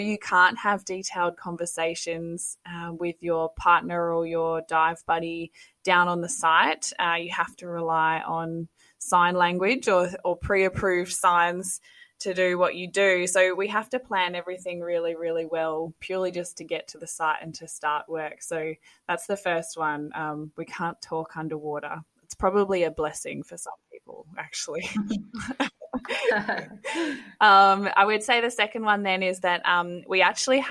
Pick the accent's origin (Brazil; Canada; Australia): Australia; West Australian coastline, Western Australia; now in North Queensland, Australia; grew up on the West Australian coastline